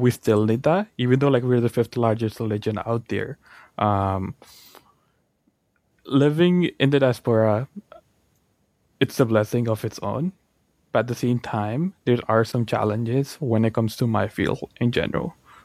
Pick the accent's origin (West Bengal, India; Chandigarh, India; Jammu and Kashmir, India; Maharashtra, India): Chandigarh, India; also born or lived in Brampton, Ontario, Canada; now in Canada; I was born in Punjab, Chandigarh. And a big part of that is also me living with my grandparents